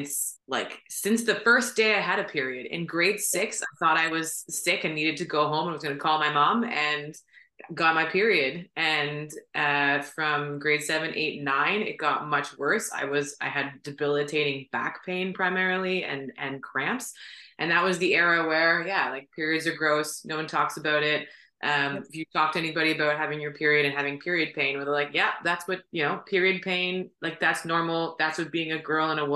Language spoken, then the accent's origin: English; Ottawa, Ontario, Canada; I was born and raised in Ottawa